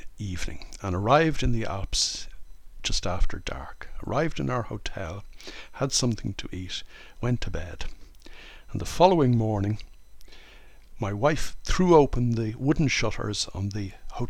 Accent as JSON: {"language": "English", "country": "Ireland", "tie": "born or raised there", "moved": "as an adult", "lives_now": "France"}